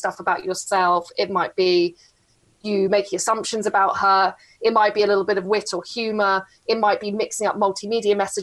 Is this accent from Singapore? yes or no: no; England, United Kingdom; I'm so English